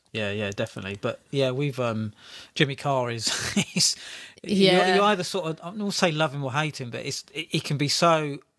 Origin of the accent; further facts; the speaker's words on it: London, United Kingdom; he's proper London, like where I was born